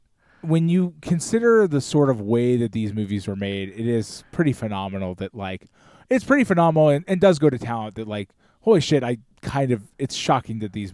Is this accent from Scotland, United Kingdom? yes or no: yes; Scotland, United Kingdom; As you can tell, I'm Scottish, man.